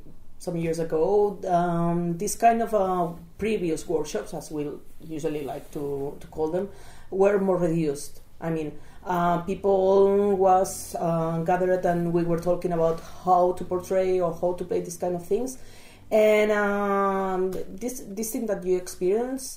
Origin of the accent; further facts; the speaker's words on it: small town near Barcelona, Catalonia, Spain; I'm from Spain, concretely from a small town nearby Barcelona